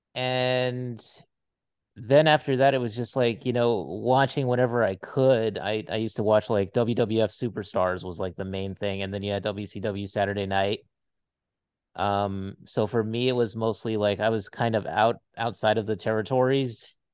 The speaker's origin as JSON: {"language": "English", "region": "Hawaii", "country": "United States", "tie": "born or raised there", "moved": "as an adult", "said": "I grew up in Hawaii"}